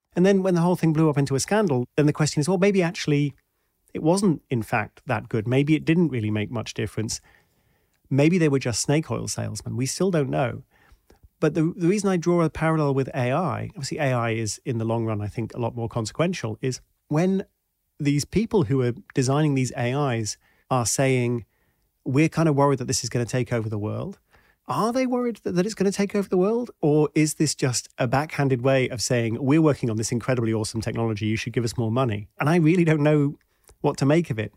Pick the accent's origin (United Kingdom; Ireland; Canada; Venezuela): United Kingdom; also born or lived in Washington, D.C., United States; I'm British